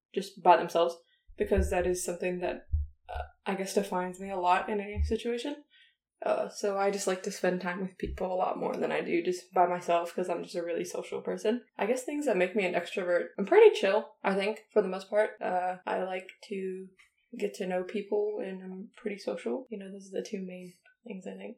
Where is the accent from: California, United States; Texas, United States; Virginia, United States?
Texas, United States; Dallas; also born or lived in El Paso, Texas; I'm from Texas